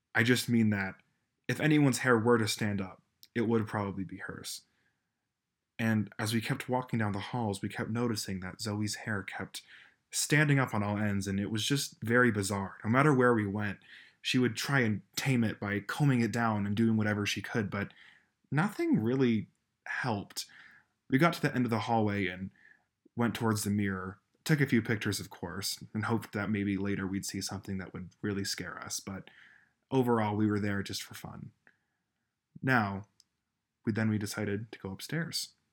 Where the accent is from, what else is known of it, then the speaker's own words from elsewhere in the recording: Colorado, United States; my home state of Colorado.